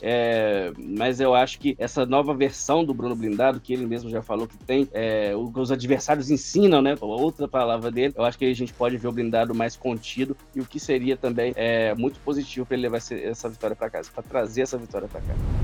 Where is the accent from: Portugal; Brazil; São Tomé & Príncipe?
Brazil; como brasileiro